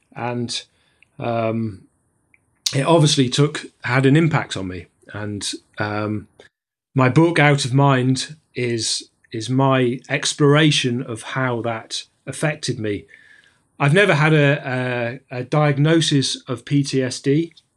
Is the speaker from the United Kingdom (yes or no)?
yes; Sheffield, Yorkshire and the Humber, United Kingdom; moved away as an adult; now in Fort William, United Kingdom; I'm a climber from the Peak District, well, from Sheffield